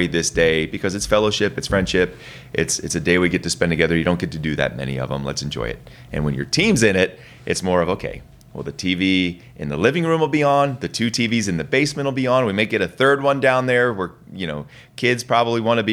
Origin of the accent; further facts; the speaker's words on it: Egg Harbor Township, New Jersey, United States; moved away as an adult; now in Georgia, United States; I grew up in Egg Harbor Township